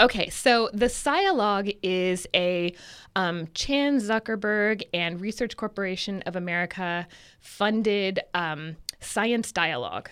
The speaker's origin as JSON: {"language": "English", "town": "Santa Rosa", "region": "California", "country": "United States", "tie": "born or raised there", "lives_now": "Davis, United States", "said": "I'm originally from Northern California, so I'm from a town in Sonoma County called Santa Rosa. And when I used to, you know, when I was growing up, we would drive around and cows were everywhere."}